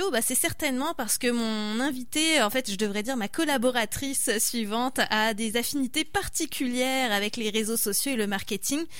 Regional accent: France; je suis française

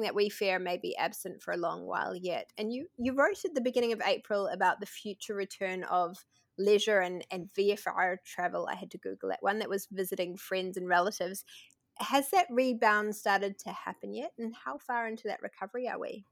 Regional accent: New Zealand; accent: New Zealand; my New Zealand accent tends to turn E's into I's

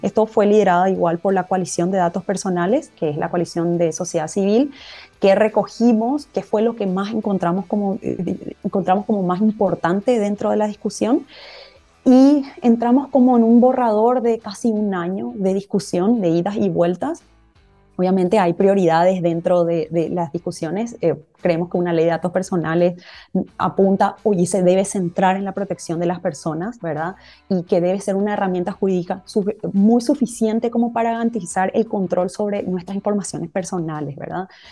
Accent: Paraguay; first language Guarani; en guaraní lo decíamos así, que, que, bueno, es nuestro idioma materno y es nuestro idioma principal en el país

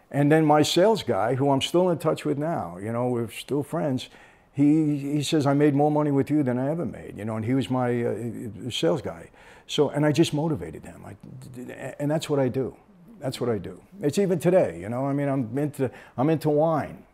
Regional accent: Brooklyn, New York, United States; when we grew up in Brooklyn

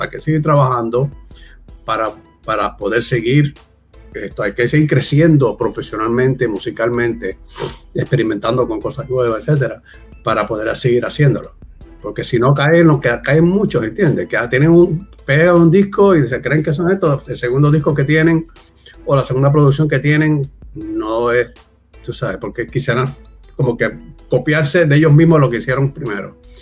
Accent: Puerto Rico; also born or lived in Virginia, United States; yo me considero puertorriqueño simplemente nací de casualidad porque Caí allí dos meses antes de yo nacer

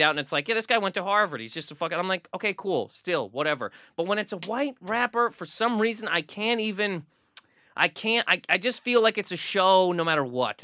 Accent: Nova Scotia, Canada; moved away; also born or lived in Toronto; growing up in Nova Scotia

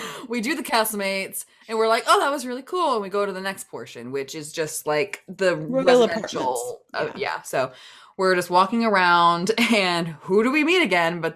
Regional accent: New York, United States; I was from New York

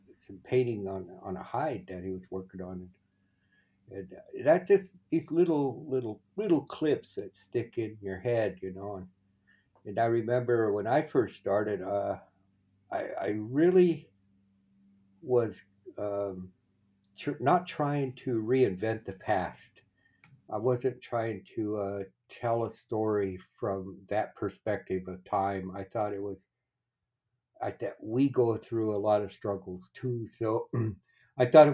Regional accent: Wanblee, Pine Ridge Reservation, South Dakota, United States; moved away as an adult; I grew up in Wumbly on the Pine Ridge Reservation. Went to school there, grade school, high school there.

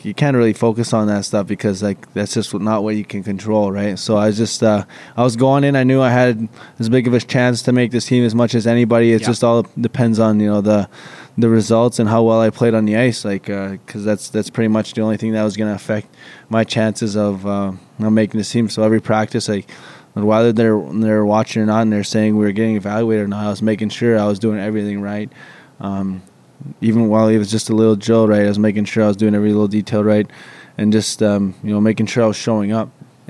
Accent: Saskatchewan, Canada; Growing up, like, I was always, like, back home, they would just leave the rink open

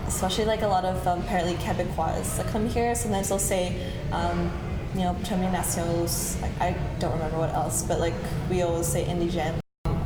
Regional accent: Australia; I'm Filipino, Japanese originally, mm-hmm. and like I'm from Australia

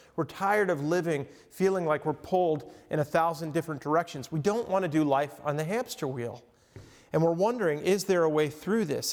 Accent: Long Island, New York, United States; also born or lived in Lake Michigan coast; now in Michigan, United States; I grew up on Long Island in New York

